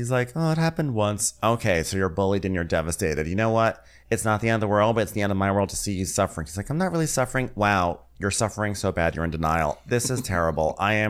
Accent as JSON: {"language": "English", "region": "England", "country": "United Kingdom", "said": "Listen, I'm English. This is not winter."}